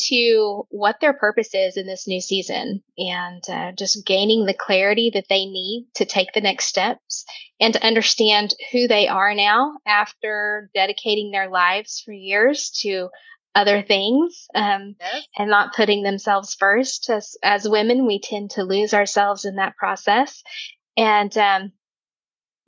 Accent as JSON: {"language": "English", "region": "Oklahoma", "country": "United States", "said": "I am from Oklahoma"}